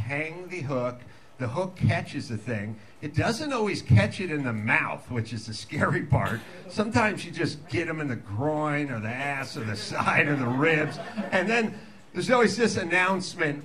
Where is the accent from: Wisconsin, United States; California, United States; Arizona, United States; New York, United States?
California, United States; Los Angeles; I'm from North Hollywood